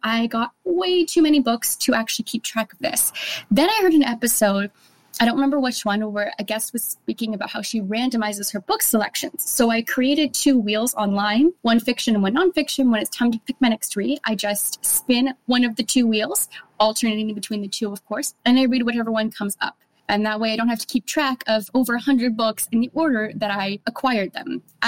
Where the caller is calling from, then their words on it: Montreal, Quebec, Canada; I'm calling from Montreal, Quebec.